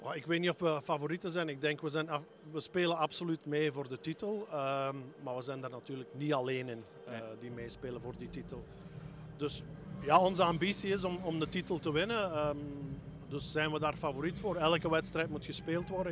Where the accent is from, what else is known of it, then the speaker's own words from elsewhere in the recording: Belgium; we als Belgen